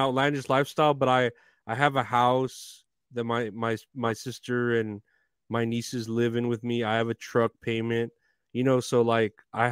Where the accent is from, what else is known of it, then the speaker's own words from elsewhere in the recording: Uvalde, Texas, United States; I'm from Uvalde